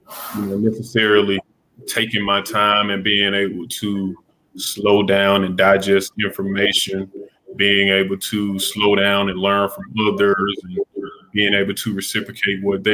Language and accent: English; Greenwood, South Carolina, United States; I'm originally from Greenwood, South Carolina, small town